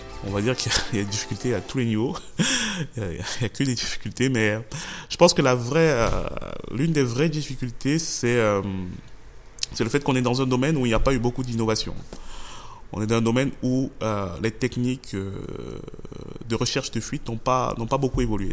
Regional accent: Yaoundé, Centre, Cameroon; j'ai grandi au, j'ai grandi au Cameroun

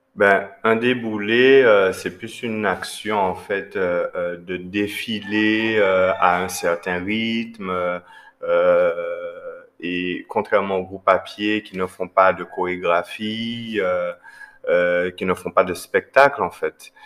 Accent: Guadeloupe; chez nous en Guadeloupe

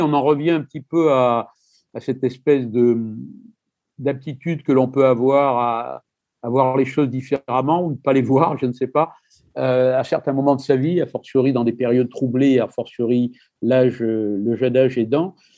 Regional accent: Marseille, Provence-Alpes-Côte d'Azur, France; je suis né à Marseille

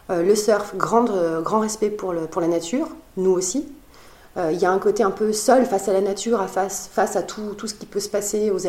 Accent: Biarritz, Nouvelle-Aquitaine, France; dans mon enfance, j'ai vécu à Biarritz, dans la même rue que la Surfrider Foundation.

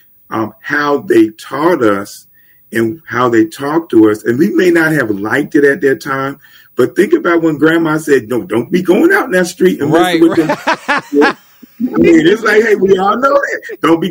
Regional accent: Germantown, United States; growing up in Germantown, we had the local drug dealers and stuff

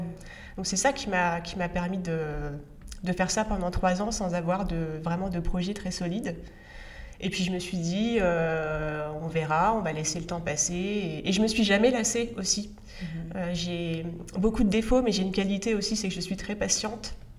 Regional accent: northern France, France; je viens d'un milieu populaire, je viens du nord de la France. Euh, mes grands-pères étaient tous les deux mineurs

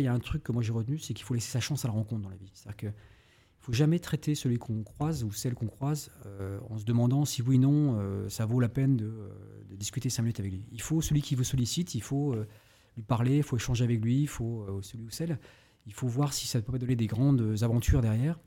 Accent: Brest, Brittany, France; also born or lived in Paris; Je suis né à Brest, Brest même, dirait certains. je suis né à Brest. Effectivement, j'ai fait une grande partie de ma vie jusqu'à la terminale et la prépa.

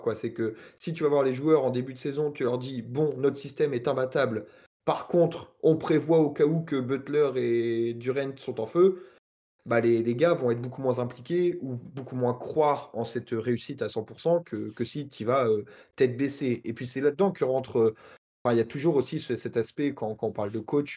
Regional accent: Normandy, France; je suis Normand

